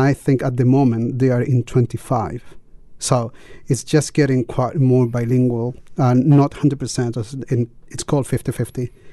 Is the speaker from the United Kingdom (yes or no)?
no; Chile; English is a second language; moved away as an adult; now in New Zealand; teaching mm. English in, in in the school that I worked in Chile